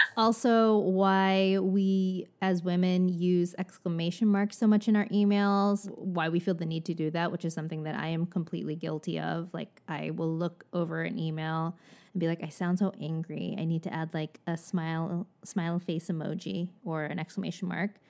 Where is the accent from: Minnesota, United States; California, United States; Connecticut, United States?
California, United States; I grew up here, but I am not from the valley.